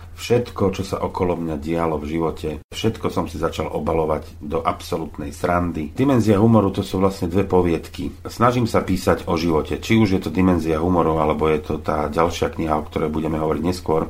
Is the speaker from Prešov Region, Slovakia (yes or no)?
no; Zlaté Moravce, Nitra Region, Slovakia; moved away as an adult; now in Lučenec, Slovakia; Už keď som bol dospelý, odišiel som zo Zlatých Moraviec, zhruba niekedy okolo roku 98, to som mal nejakých 29 rokov.